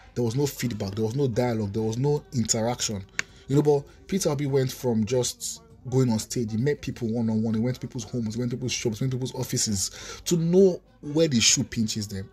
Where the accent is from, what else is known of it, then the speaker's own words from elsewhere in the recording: Nigeria; Nigerian citizens